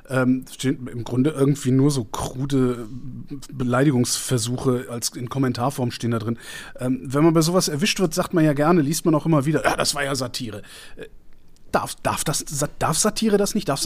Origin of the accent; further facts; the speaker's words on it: Cologne, North Rhine-Westphalia, Germany; Ich bin Kölner